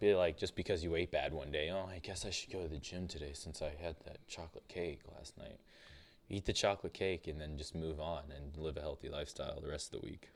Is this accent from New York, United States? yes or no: no; Fort Fairfield, Maine, United States; also born or lived in Limestone, Maine; we grew up in Fort Fairfield and Limestone, and there was not many people around.